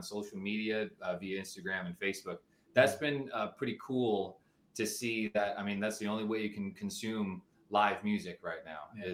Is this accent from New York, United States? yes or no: yes; East Islip, New York, United States; East Islip is my hometown.